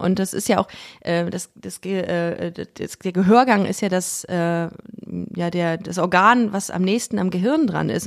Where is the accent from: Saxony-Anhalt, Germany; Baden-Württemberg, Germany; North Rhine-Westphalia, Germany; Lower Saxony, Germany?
North Rhine-Westphalia, Germany; Düsseldorf; moved away as an adult; now in Cologne, Germany; aus Düsseldorf und ähm, hab aber, bin jetzt nach Köln gezogen vor sechs Jahren